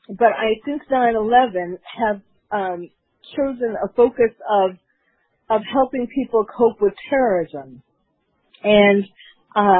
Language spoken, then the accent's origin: English; New York City, New York, United States; was born and raised in New York City